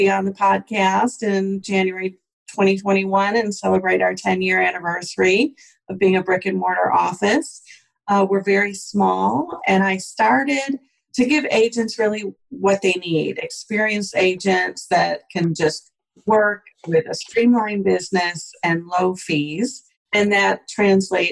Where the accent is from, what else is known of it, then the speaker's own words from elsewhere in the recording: Buffalo, New York, United States; also born or lived in Atlanta, Georgia; now in Hapeville, United States; I'm from Buffalo, New York, and have been living in Atlanta since 1993